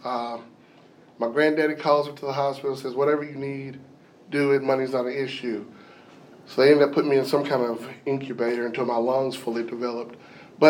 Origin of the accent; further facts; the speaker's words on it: Pulaski, Tennessee, United States; So I'm originally from Pulaski, Tennessee